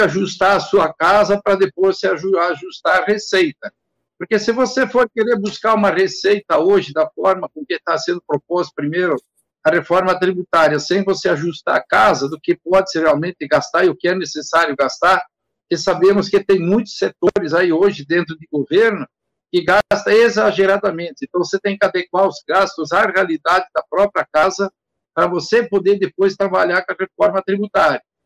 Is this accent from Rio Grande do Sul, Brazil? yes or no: yes; Rio Grande do Sul, Brazil; moved away as an adult; also born or lived in Paraná; now in Mato Grosso, Brazil; saí do Rio Grande do Sul em 79, com 21 anos, vim para o Paraná, fiquei sete anos no Paraná